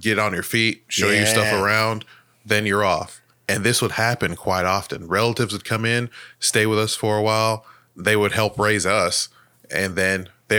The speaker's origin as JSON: {"language": "English", "country": "Nigeria", "said": "In my opinion, it's the pride for being Nigerian to the point where we're kind of like the assholes of Africa"}